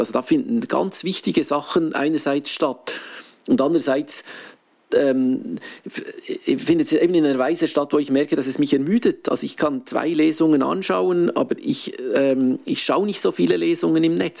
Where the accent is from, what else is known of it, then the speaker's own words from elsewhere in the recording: Switzerland; normalerweise ist man als Schweizer gewohnt, dass die Krisen an einem vorbeigehen